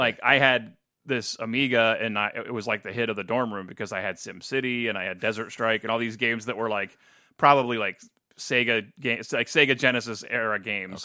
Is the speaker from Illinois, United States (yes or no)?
no; New Philadelphia, Ohio, United States; moved away as an adult; now in Toledo, United States; New Philadelphia, Ohio